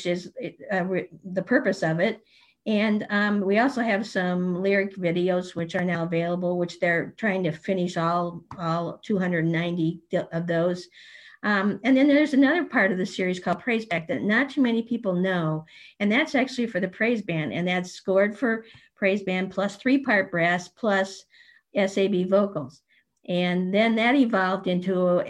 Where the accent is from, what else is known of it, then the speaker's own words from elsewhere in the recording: St. Louis, Missouri, United States; We grew up in St. Louis at the same choir, played in the youth band together